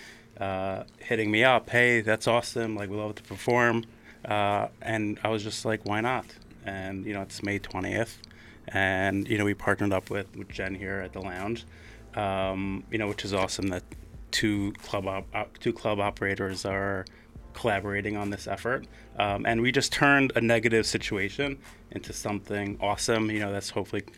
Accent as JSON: {"language": "English", "town": "New York City", "region": "New York", "country": "United States", "said": "I'm from Manhattan"}